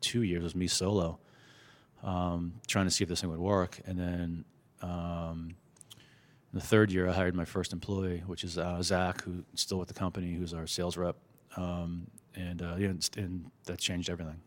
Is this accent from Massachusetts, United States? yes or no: yes; Boston, Massachusetts, United States; growing up in the Boston area